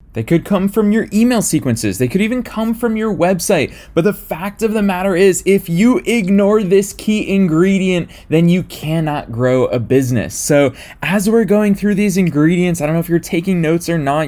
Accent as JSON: {"language": "English", "area": "just outside of Boston", "region": "Massachusetts", "country": "United States", "tie": "born or raised there", "moved": "yes", "lives_now": "Los Angeles, United States", "said": "from my hometown where I grew up, just outside of Boston, Massachusetts"}